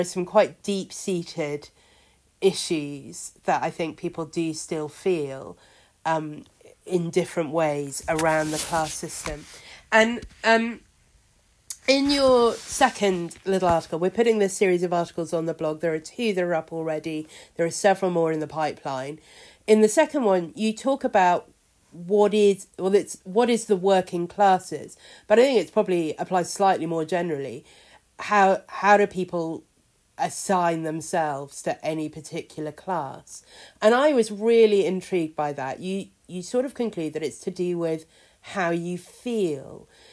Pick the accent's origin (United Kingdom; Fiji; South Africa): United Kingdom; born or raised there